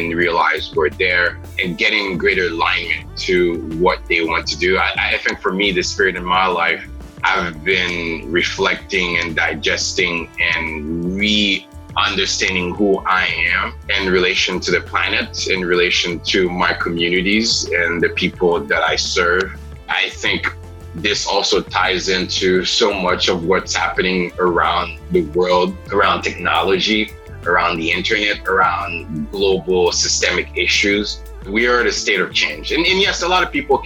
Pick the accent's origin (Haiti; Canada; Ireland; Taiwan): Haiti; Port-au-Prince; also born or lived in South Florida; now in United States; I was born and raised in Port-au-Prince, Haiti